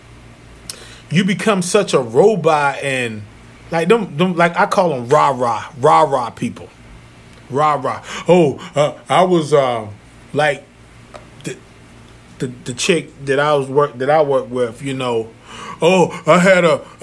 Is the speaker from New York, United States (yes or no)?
no; North Carolina, United States; moved away; my hometown, Zeppelin, North Carolina